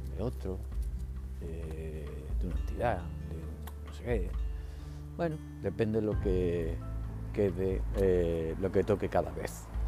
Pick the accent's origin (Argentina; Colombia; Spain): Spain; Que seamos fieles a un partido como si fuera un equipo de fútbol